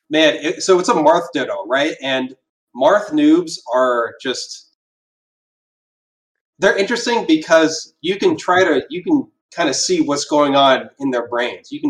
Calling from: Pittsburgh, Pennsylvania, United States; Hi, I'm calling in from Pittsburgh.

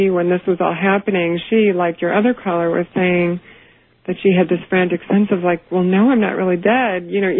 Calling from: Chicago, Illinois, United States; I'm calling from Chicago, and I'm listening on WLS.

